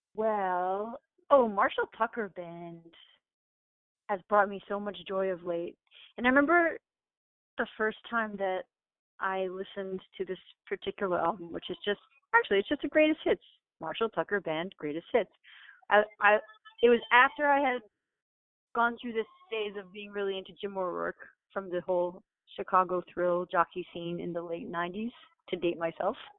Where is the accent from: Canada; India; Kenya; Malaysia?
Canada; Toronto, Ontario; moved away as an adult; now in Brooklyn, United States; I grew up in Toronto